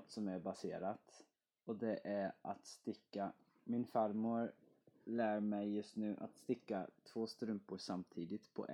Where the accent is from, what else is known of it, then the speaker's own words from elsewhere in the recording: Netherlands; now in Sweden; Som holländare så måste jag ju cykla överallt.